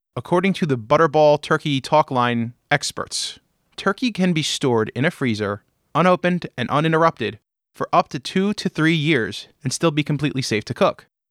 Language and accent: English; Pennsylvania, United States; My home state of Pennsylvania, and where all of my family's butcher shops